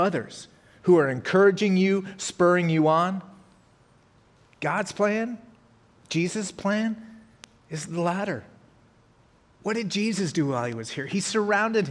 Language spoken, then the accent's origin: English; Colorado, United States; moved away; I'm from Colorado, so when I drive back there